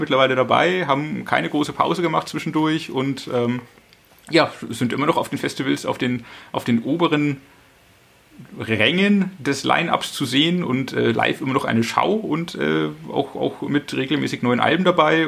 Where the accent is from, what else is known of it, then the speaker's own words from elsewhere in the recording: Franconia, Bavaria, Germany; Ich komme auch aus der Region, natürlich. Ich bin davor vorgeprägt aus Franken